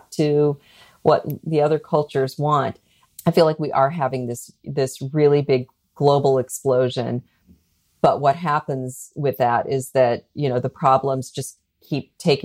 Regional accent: United States; as an American

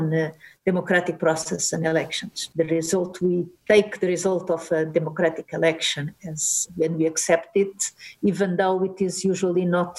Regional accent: Portugal; moved away as an adult; also born or lived in Delft; I'm born and raised in Portugal

